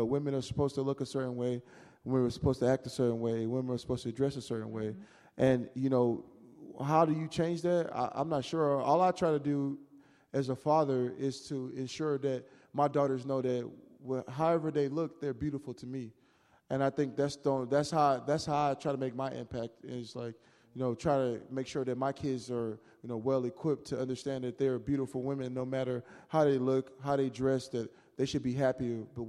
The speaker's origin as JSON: {"language": "English", "region": "Louisiana", "country": "United States", "lives_now": "Seattle, United States", "said": "mean, I grew up in a place that's just different from here. So it was something that I seen, you know. I'm originally from Louisiana, so, huh?"}